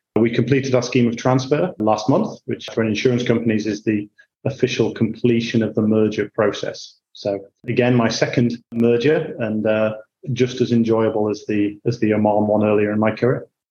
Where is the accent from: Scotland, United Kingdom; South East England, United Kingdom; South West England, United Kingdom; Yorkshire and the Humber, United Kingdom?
Yorkshire and the Humber, United Kingdom; Hull; moved away as an adult; also born or lived in Bath; now in Singapore; I grew up in Hull in Yorkshire.